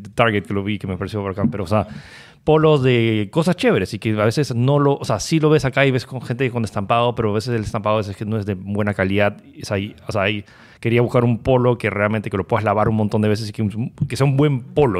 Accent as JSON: {"language": "Spanish", "country": "Peru", "said": "somos peruanos"}